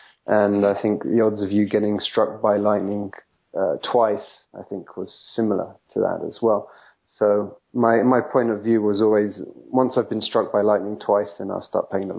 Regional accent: England, United Kingdom; also born or lived in France; now in United States; Well, I left England in 2003, but I didn't come straight to the US. I actually lived for 3.5 years in France, in the south of France near Nice.

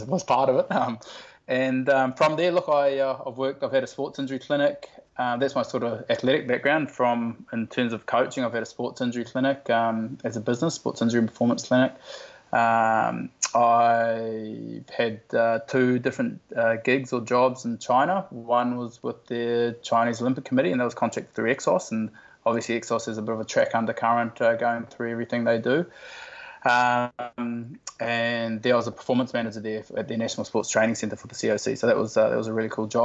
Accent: New Zealand; now in Australia; I grew up in New Zealand

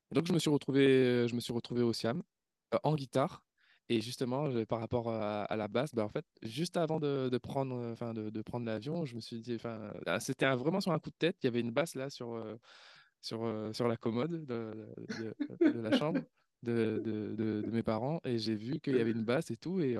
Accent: Réunion, France; moved away as an adult; c'était en 2010, je venais de la, de la Réunion, après le, après le bac.

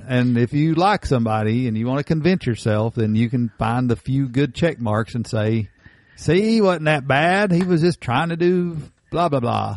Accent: Appalachia, United States; Most of Appalachia, we are Scotch Irish descendants

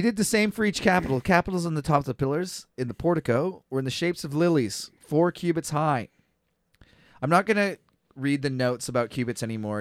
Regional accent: Kelowna, British Columbia, Canada; I was born in Kelowna.

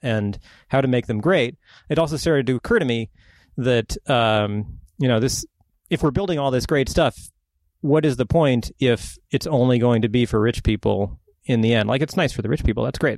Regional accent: Ohio, United States; also born or lived in Vancouver, Washington / Longview, Washington; now in Portland, United States; I was born in Ohio.

